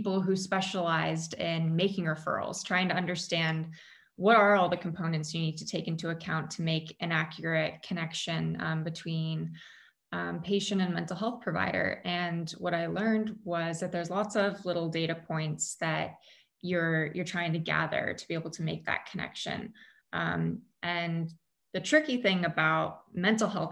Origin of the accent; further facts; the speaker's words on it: Bay Area, California, United States; we grew up in the Bay Area right next to Stanford Hospital